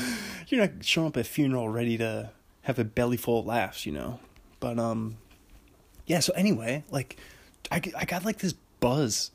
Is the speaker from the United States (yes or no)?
yes; Seattle, Washington, United States; moved away as an adult; now in Pullman, United States; growing up in Seattle